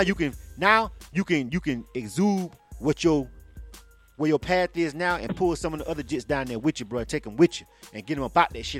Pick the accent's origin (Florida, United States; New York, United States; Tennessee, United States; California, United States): Florida, United States; Panama City; now in Atlanta, United States; I'm born and raised in Florida. I'm from Panama City.